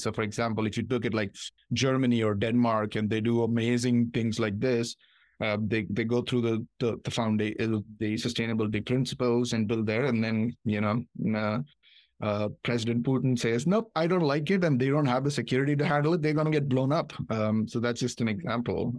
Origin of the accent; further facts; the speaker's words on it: Hyderabad, Telangana, India; moved away as an adult; also born or lived in Michigan, United States / Ohio, United States; now in United States; I was born in Hyderabad, India, came here for my master's.